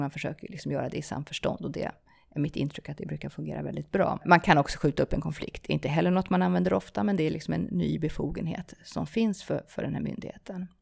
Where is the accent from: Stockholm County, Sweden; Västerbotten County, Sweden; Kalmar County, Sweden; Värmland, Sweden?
Stockholm County, Sweden; Stockholm; also born or lived in South America; jag flyttade till Sverige som ganska liten. Eh, har norska föräldrar, både utomlands i Sydamerika mina första år. Eh, och sen ja, växte jag upp utanför Stockholm i, i ja, Bromma och Vällingby